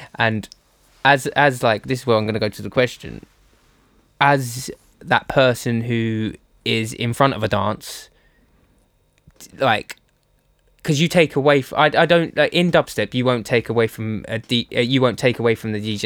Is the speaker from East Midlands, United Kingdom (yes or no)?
no; Essex, East of England, United Kingdom; now in Bristol, United Kingdom; I'm from Essex, um, just east side of London